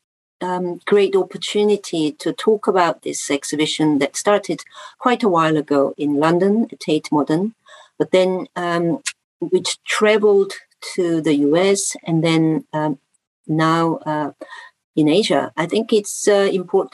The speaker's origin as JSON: {"language": "English", "region": "Seoul", "country": "South Korea", "tie": "born or raised there", "said": "as a person growing grown up in Seoul in the 90s"}